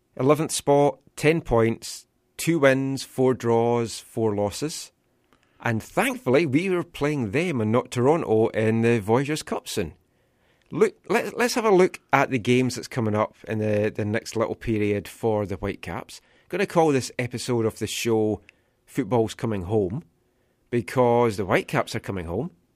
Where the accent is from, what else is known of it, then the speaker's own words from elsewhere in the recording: Scotland, United Kingdom; now in Vancouver, Canada; being Scottish